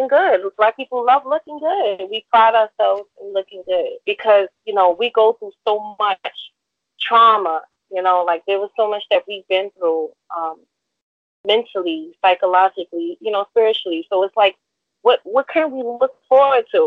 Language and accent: English; New York City, New York, United States; I'm from New York City